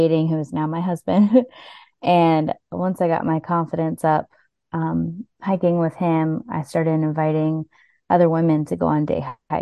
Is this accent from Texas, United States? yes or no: no; Virginia Beach, Virginia, United States; I'm actually from Virginia Beach